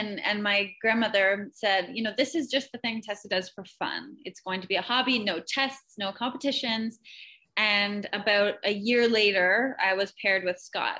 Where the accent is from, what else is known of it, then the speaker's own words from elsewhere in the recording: Canada; Being Canadian, it's in our blood, isn't it?